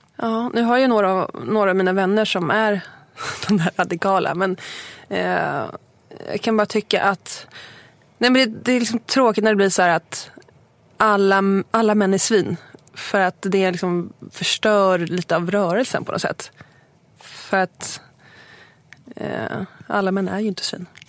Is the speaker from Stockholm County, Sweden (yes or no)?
yes; Huddinge, Stockholm County, Sweden; also born or lived in Lidingö / Östermalm, Stockholm; now in Stockholm, Sweden; jag är uppvuxen i Segeltorp utanför Huddinge